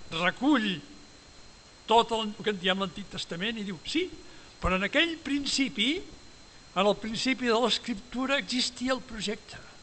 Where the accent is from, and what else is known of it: Esparreguera, Catalonia, Spain